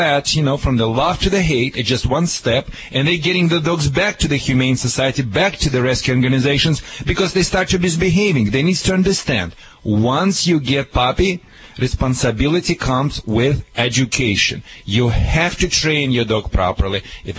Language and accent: English; Russia; also born or lived in Michigan; now in United States; I'm from Russia.